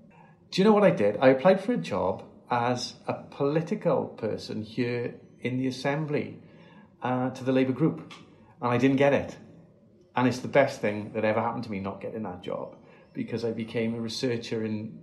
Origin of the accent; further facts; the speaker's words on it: a village near Bargoed, Caerphilly, Wales, United Kingdom; I grew up in a village very close to Bargoed in the Caerphilly constituency. I was born in Caerphilly Miners.